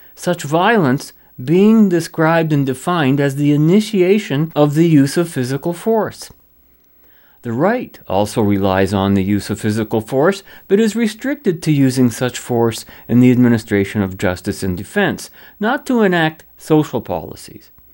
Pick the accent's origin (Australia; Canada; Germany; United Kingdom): Canada; I'm a Canadian